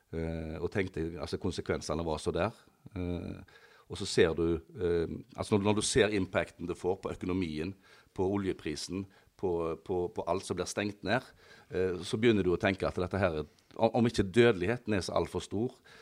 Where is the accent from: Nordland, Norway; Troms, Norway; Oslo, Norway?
Troms, Norway; Risøyna; En, en gutt fra Risøyna. Født og oppvokst på Risøyna